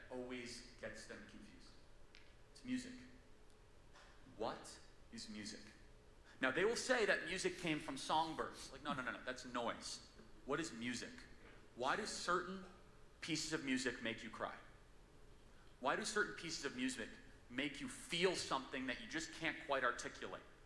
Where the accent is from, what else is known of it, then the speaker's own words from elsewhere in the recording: California, United States; I'm from California.